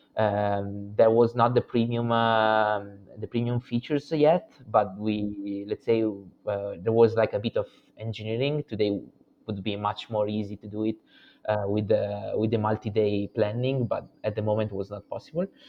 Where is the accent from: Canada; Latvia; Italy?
Italy; Milan, Lombardy; English is a second language; now in Feltre, Italy; I stay here in Feltre, but I'm originally from Milan